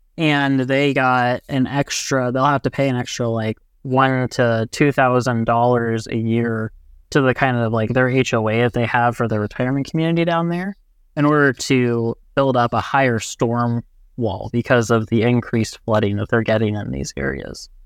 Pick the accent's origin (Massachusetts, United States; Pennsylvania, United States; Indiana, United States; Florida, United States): Indiana, United States; Brownsburg; I come from Brownsburg, Indiana, and now I've moved about fifteen minutes away where I live on the west side of Indianapolis.